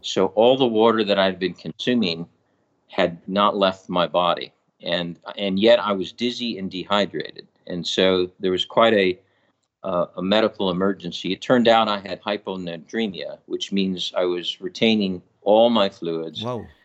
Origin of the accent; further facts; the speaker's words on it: New York, United States; also born or lived in California; now in Sacramento, United States; I grew up on the East Coast in, in New York